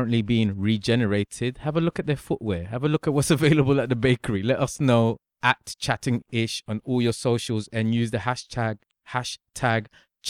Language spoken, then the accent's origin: English; London, United Kingdom; because I grew up in Clapham, now is nothing like how it used to be.